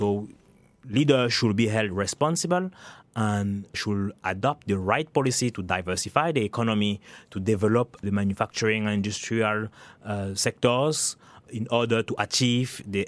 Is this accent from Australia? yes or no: no; Cameroon; moved away as an adult; also born or lived in France / Canada / United Kingdom; now in United States; I was born and raised in Cameroon. And then from Cameroon, I went to France, Canada, and then the U.S. I spent some time or so in the U.K.